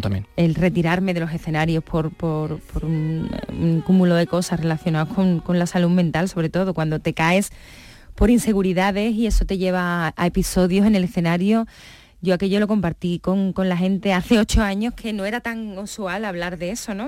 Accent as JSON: {"language": "Spanish", "town": "Coria", "country": "Spain", "tie": "born or raised there", "said": "Y menos en Coria. Fíjate, yo para mí, mi pueblo"}